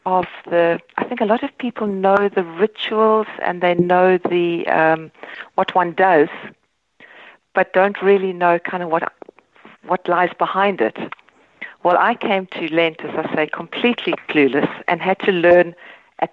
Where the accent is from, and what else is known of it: South Africa; born or raised there; moved away as an adult; now in Ireland